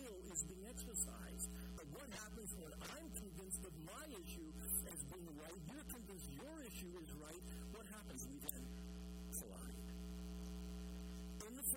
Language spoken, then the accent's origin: English; Canada; as a Canadian